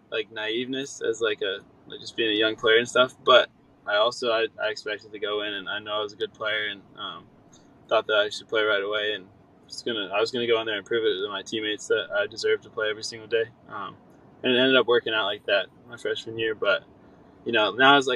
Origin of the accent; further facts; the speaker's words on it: Jacksonville, Florida, United States; I'm from Jacksonville, Florida, so it's like not too far, like almost 2 hours probably from Gainesville. Grew up watching Gator football